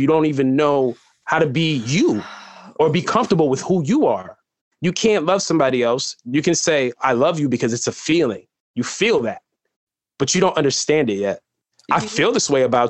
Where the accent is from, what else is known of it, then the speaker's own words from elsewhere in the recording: New York City, New York, United States; also born or lived in Bronx / Penn State; I grew up here my whole life. I was born in Columbia Presbyterian Hospital